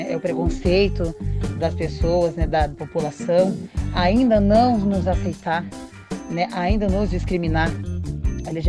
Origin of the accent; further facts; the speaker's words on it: Matinhos, Paraná, Brazil; also born or lived in Piraquara; Porque eu sou nascida em Piraquara, mas morei boa parte do meu tempo em Matinhos.